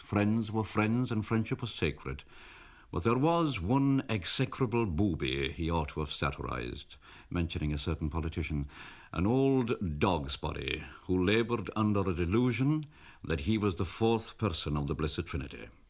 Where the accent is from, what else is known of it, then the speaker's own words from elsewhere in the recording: Kerry, Munster, Ireland; I'm from Kerry